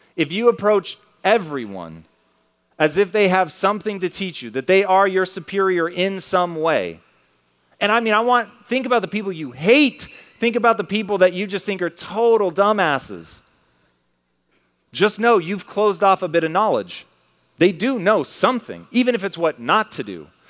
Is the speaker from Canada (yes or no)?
no; Tacoma, Washington, United States; as a kid growing up in Tacoma